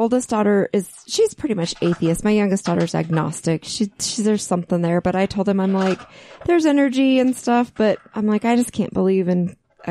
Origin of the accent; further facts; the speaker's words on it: Utah, United States; I grew up here as a Catholic.